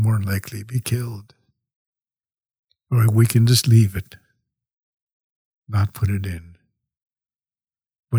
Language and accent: English; Canada